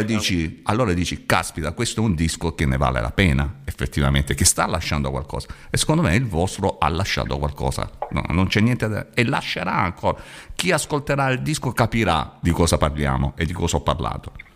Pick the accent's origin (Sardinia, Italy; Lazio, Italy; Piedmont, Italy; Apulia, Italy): Apulia, Italy; io sono pugliese. Qui in Puglia